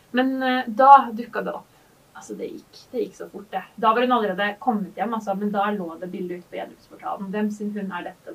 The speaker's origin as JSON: {"language": "Norwegian", "town": "Gjerdrum", "region": "Akershus", "country": "Norway", "said": "jeg kommer fra Gjerdrum, en mm. veldig liten bygd"}